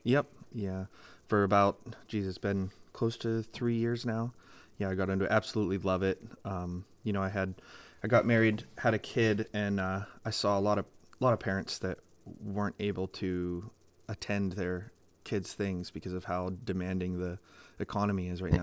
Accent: Greenville, Pennsylvania, United States; I grew up on the Hadley side of Greenville because I had a Greenville address

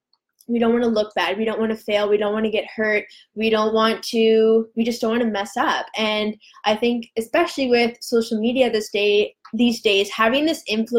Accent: Vancouver Island, British Columbia, Canada; we're both from Vancouver Island

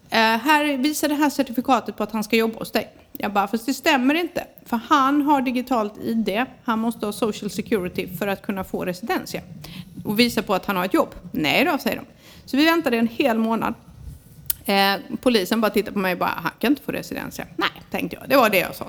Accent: Sweden; now in Spain; vi är svenskar också

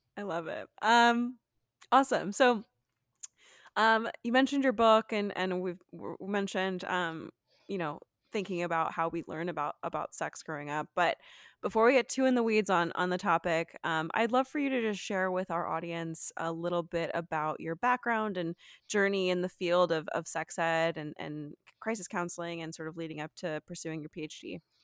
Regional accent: Texas, United States; moved away; I'm originally from Texas

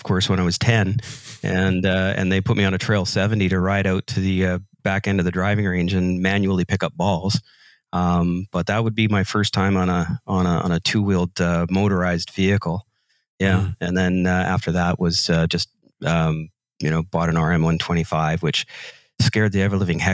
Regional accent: North Vancouver, British Columbia, Canada; I'm from North Vancouver, British Columbia, Canada

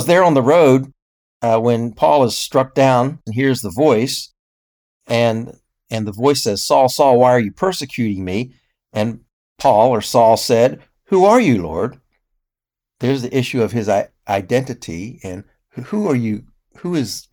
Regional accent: United States; as an American

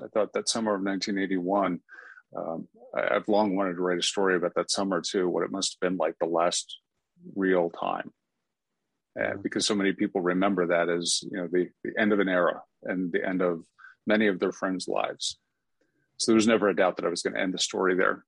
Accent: Atlanta, Georgia, United States; Atlanta just being my hometown

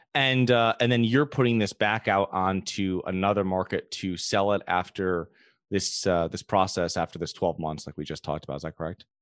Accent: Connecticut, United States; I'm from Connecticut

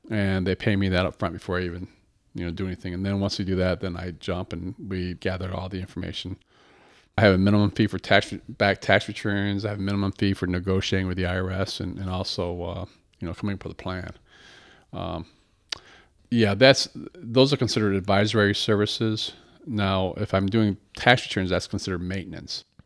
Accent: Battle Creek, Michigan, United States; also born or lived in Boston; born and raised in Battle Creek

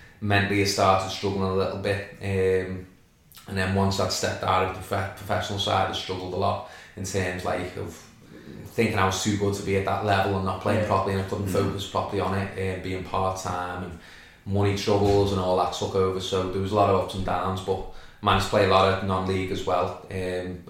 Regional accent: Birkenhead, North West England, United Kingdom; I'm local lad, I'm from Rockferry, that was my park, Vicky Park over there. I just grew up in Cavendish Drive, just a few rows down.

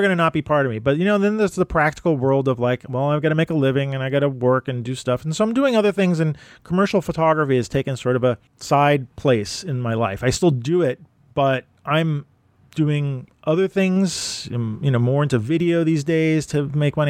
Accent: New York City, New York, United States; also born or lived in Brooklyn; I'm from Manhattan, so I don't have a Manhattan accent

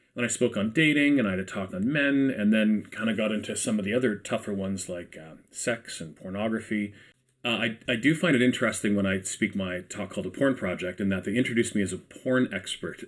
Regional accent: Ajax, Ontario, Canada; I'm from Ajax myself

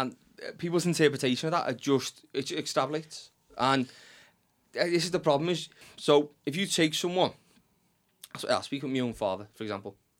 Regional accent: Liverpool, North West England, United Kingdom; accent: Scouse; the di-, dialect in which we speak, Scouse

